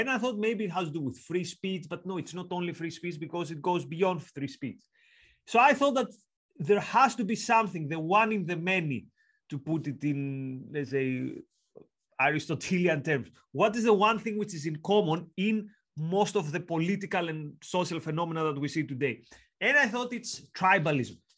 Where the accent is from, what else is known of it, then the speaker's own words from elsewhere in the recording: Greece; accent: Greek; now in York, United Kingdom; I'm from Greece, as you can tell from the accent and the long surname.